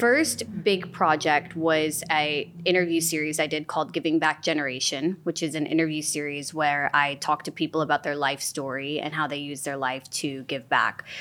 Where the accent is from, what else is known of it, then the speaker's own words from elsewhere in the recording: Illinois, United States; moved away as an adult; also born or lived in England; now in Los Angeles, United States; I was born in Illinois. when I was three, my family moved to England. We moved back to Illinois when I was twelve